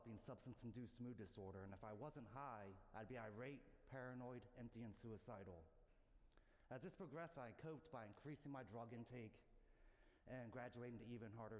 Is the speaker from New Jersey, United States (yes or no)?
yes; New Jersey, United States; now in Atlanta, United States; I'm a Yankee from New Jersey